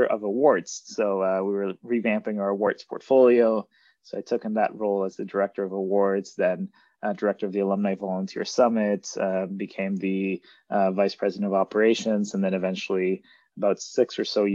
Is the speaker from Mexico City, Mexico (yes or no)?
no; Monterrey, Nuevo León, Mexico; moved away as an adult; now in Toronto, Canada; I grew up in Mexico, in Monterrey, Mexico, and moved to Canada in 2009 to attend Queen's